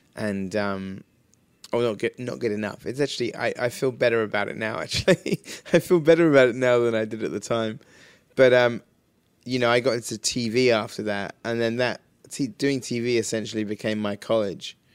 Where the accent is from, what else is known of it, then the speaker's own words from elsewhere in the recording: Wells, South West England, United Kingdom; where Hot Fuzz is shot is my hometown